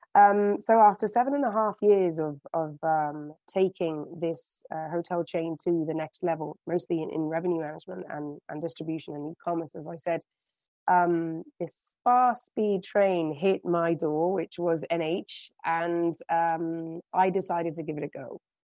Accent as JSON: {"language": "English", "country": "United Kingdom", "accent": "British", "moved": "as an adult", "lives_now": "Spain", "said": "as you can gather from my accent, um, I started off in the UK."}